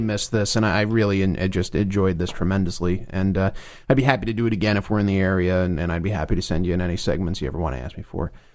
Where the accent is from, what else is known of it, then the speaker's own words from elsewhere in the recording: New Jersey, United States; I'm from New Jersey